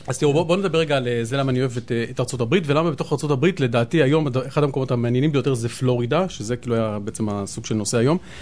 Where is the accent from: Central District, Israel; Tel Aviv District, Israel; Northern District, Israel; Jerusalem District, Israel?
Tel Aviv District, Israel; Tel Aviv; אבל אני גדלתי, כשהייתי קטן, גדלתי פה די קרוב בדר יוסף